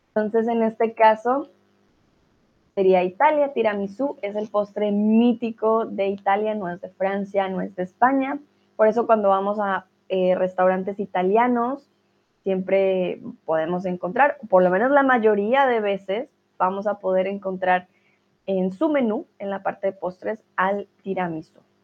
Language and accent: Spanish; Colombia; now in Germany; soy de Colombia, estoy aquí en Alemania.